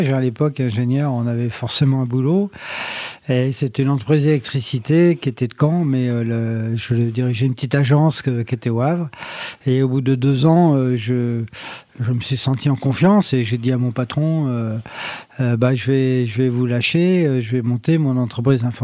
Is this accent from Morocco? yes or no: yes; Morocco; born there; also born or lived in Mantes-la-Jolie, France; par moi je suis né au Maroc et mon papa euh, était électricien